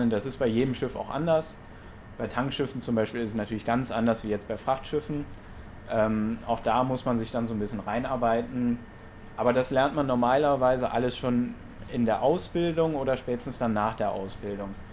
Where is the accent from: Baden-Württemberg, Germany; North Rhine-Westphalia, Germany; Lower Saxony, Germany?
North Rhine-Westphalia, Germany; Monheim; ich selber komme ja vom, vom Niederrhein, ich komme aus Monheim. Ähm, ja, auf jeden Fall verbinde ich natürlich mit dem Rhein Heimat, ähm, weil ich bin auch direkt am Rhein aufgewachsen.